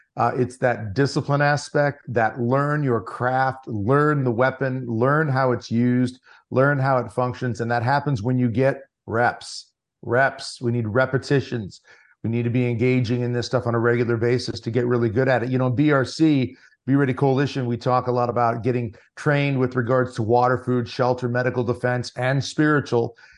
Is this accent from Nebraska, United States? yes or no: yes; Lincoln Diocese, Nebraska, United States; I born and raised in the Lincoln Diocese in Nebraska